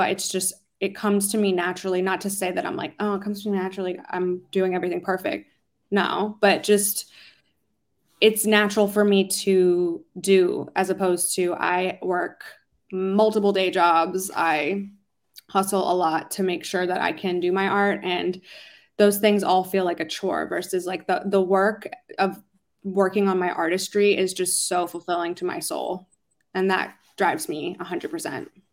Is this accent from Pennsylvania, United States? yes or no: yes; Philadelphia, Pennsylvania, United States; moved away as an adult; now in Los Angeles, United States; I really got my start singing um, in Philly, my hometown, home city